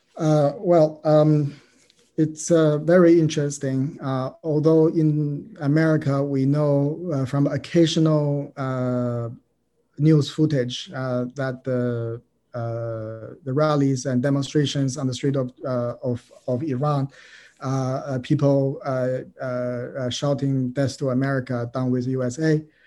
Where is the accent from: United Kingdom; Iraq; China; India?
China; moved away as an adult; now in United States; I'm a Chinese. Uh, I grew up in China.